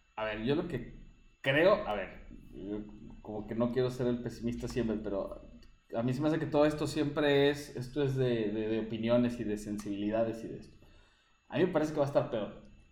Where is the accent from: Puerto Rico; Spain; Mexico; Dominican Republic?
Mexico; now in Chile; yo como mexicano